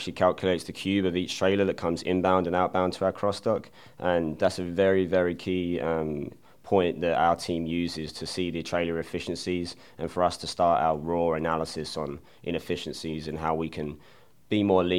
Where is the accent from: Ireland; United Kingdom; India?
United Kingdom; England; moved away as an adult; now in United States; So originally I'm from England, and I moved over to America in 2010 and attended Butler University